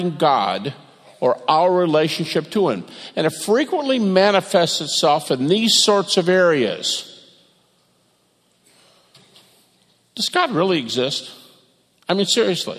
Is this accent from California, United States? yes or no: no; Detroit, Michigan, United States; moved away as an adult; also born or lived in Lewistown, Montana; I'm from Detroit